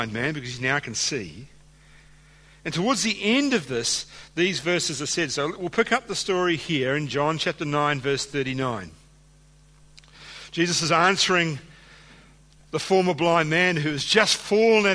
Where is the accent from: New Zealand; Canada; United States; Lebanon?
New Zealand; now in Australia; being a New Zealander